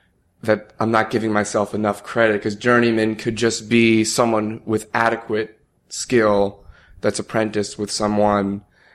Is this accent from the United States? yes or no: yes; New Jersey, United States; moved away as an adult; now in New York City, United States; moving to New York City. I'm from New Jersey